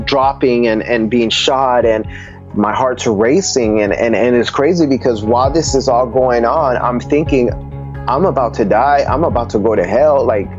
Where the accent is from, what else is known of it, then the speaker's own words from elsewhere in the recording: Nuremberg, Bavaria, Germany; born there; My father was in the military, so we come from a Puerto Rican family. And I was born in Nuremberg, Germany, where my dad was stationed at.